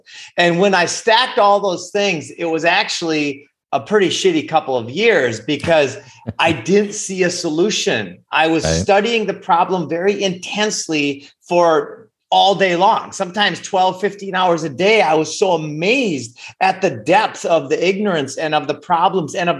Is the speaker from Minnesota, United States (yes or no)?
yes; Minnesota, United States; moved away; also born or lived in Costa Rica; I grew up in Minnesota